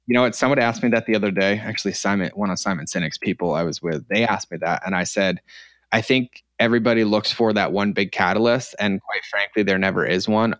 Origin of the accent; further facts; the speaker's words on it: Norfolk, Massachusetts, United States; moved away; also born or lived in Connecticut; originally, um, from a little town in Massachusetts called Norfolk, Massachusetts